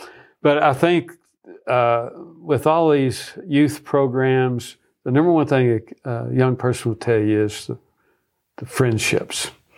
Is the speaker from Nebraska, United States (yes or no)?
yes; Nebraska, United States; we moved back here where I was from Nebraska, where I was on staff at the University of Nebraska.